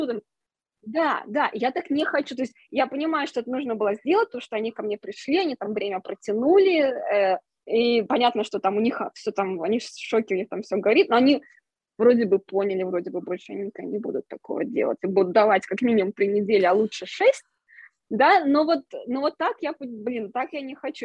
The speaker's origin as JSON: {"language": "Russian", "country": "Russia", "also_born_or_lived": "Moscow", "moved": "as an adult", "said": "когда я уезжала из России, когда у меня был момент такой, я поняла, что окей, мне нужно уехать из России все-таки"}